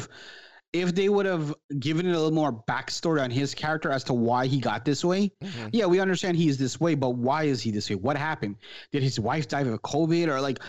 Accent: Florida, United States; She's also from Fort Lauderdale, which is like 20 minutes from where I grew up in Florida here.

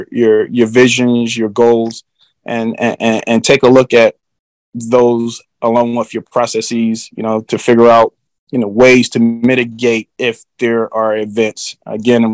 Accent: Philadelphia, Pennsylvania, United States; moved away as an adult; I grew up in the cities of Philadelphia, a city of brotherly love

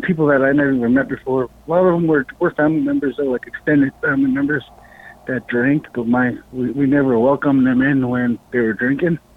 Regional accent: Bethel, Alaska, United States; I was born and raised in Bethel, Alaska. Um, I lived here in Alaska all my life

